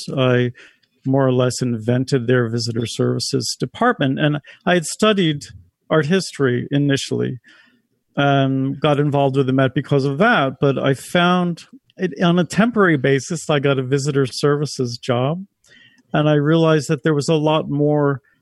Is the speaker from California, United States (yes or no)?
no; Ocean County, New Jersey, United States; moved away as an adult; also born or lived in Philadelphia; now in New York City, United States; I grew up in Ocean County, parents from Philly and Newark